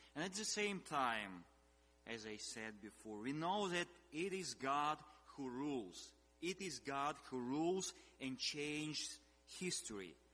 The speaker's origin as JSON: {"language": "English", "country": "Ukraine", "tie": "born or raised there", "also_born_or_lived": "Russia", "said": "I was born in Russia, then we moved into in Ukraine"}